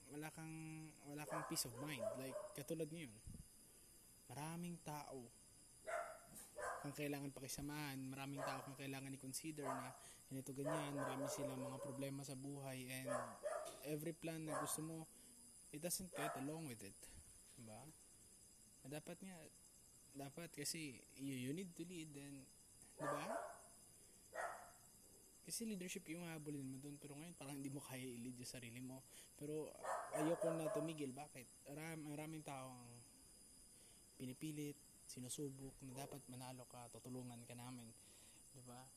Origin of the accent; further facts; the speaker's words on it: Philippines; Pinoy ako.